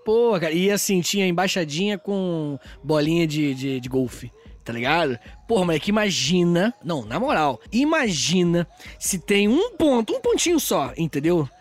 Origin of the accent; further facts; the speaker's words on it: Brazil; a gente é brasileiro